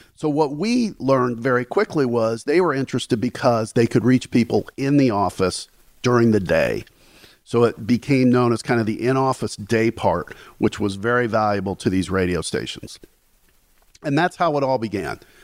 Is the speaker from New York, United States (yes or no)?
no; Gary, Indiana, United States; moved away; I grew up in Gary, Indiana, um, which is not exactly a hotbed for fame and fortune